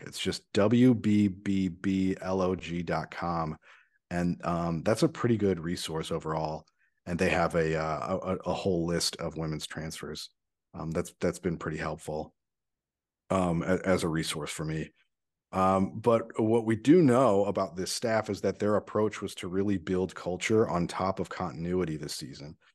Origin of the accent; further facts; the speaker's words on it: St. Louis, Missouri, United States; my hometown